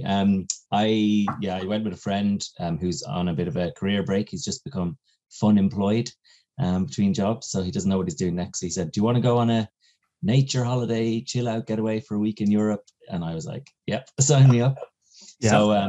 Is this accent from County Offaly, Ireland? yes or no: no; County Kildare, Ireland; accent: neutral Irish; also born or lived in Kilkenny; But I was born in Kilkenny. Uh-huh. So both my parents are from there, which is like Midlands. And then we moved around quite a bit with dad's job. Grew up then from the age I was 12 in County Kildare, kind of Dublin border.